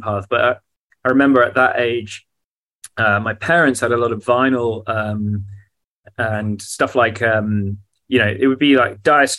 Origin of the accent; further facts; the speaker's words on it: South Hams, Devon, South West England, United Kingdom; also born or lived in Plymouth; so I was born in Devon in the southwest of England. Okay. In a city called Plymouth, and kind of grew up in the South Hams